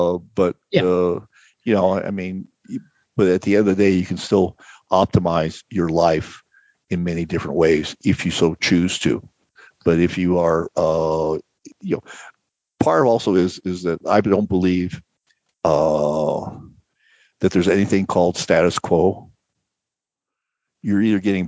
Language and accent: English; Phoenix, Arizona, United States; moved away as an adult; I grew up in Phoenix. I lived in Phoenix from 1960 till 2018